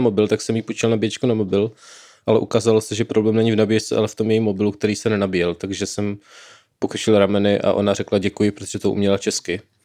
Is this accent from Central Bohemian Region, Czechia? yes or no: no; Brno, South Moravian Region, Czechia; já jsem v Brně